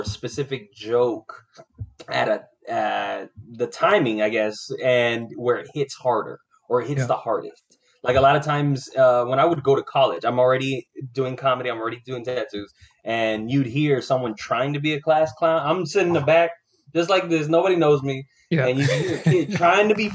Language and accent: English; Florida, United States; I was born and raised in Florida